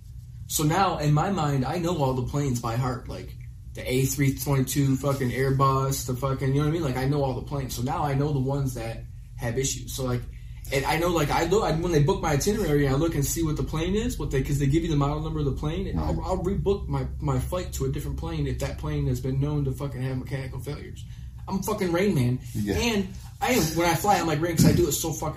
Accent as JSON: {"language": "English", "region": "Michigan", "country": "United States", "tie": "born or raised there", "said": "I came from Midwestern Americana fucking farm culture"}